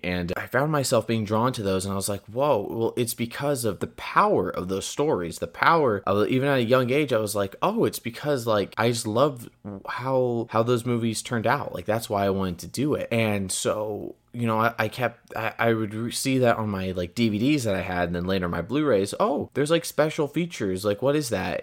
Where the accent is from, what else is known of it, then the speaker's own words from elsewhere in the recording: Porterville, California, United States; moved away; I hail from the Central Valley of California, a very small town called Porterville